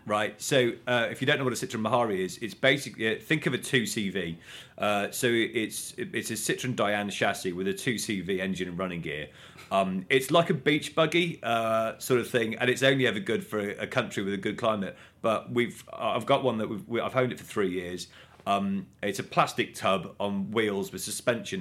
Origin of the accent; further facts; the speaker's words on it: Coventry, West Midlands, United Kingdom; growing up in Coventry